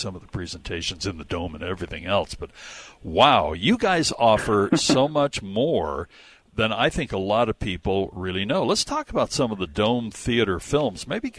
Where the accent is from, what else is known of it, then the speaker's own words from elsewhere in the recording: Utah, United States; my home state here.